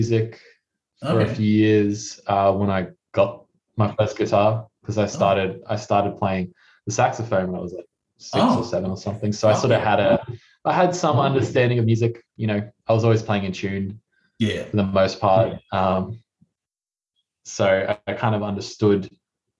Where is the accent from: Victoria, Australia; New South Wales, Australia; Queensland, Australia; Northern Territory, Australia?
Queensland, Australia; Cairns; we started in my hometown up in Cairns